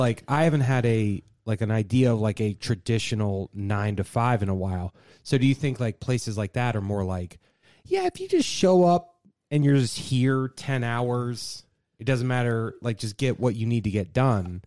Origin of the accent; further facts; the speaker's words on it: Virginia, United States; growing up in Virginia